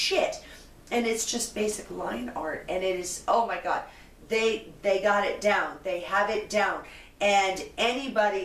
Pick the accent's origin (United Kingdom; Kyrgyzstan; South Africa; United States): United States; West Coast; I'm from West Coast